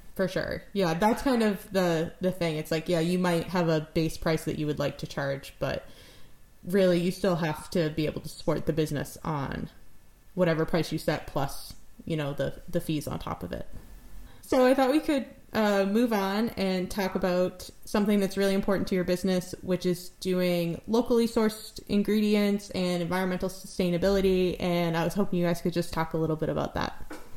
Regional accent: New England, United States; now in Newfoundland, Canada; I'm from New England

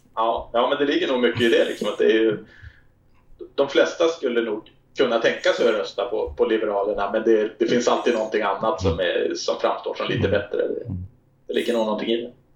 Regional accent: Härnösand, Västernorrland County, Sweden; moved away; also born or lived in Stockholm; jag är född i Stockholm men eh, vi flyttade upp dit när jag var tre år så jag är uppvuxen i Härnösand.

